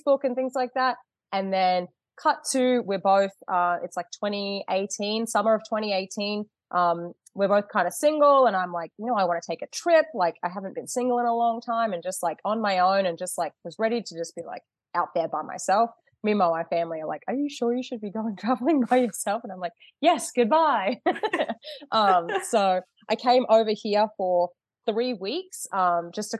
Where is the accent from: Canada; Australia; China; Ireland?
Australia; moved away as an adult; now in Michigan, United States; Living back in Australia, obviously you can tell I'm Australian.